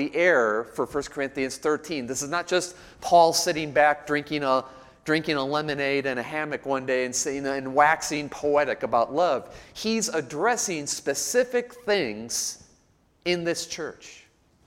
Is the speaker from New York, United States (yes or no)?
no; Chicago, Illinois, United States; now in Nashville, United States; I grew up in Chicago, so I'm used to it